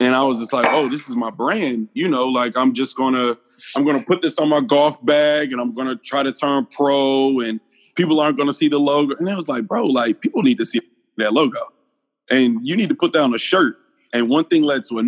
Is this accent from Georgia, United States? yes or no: yes; Atlanta, Georgia, United States; I'm from East Atlanta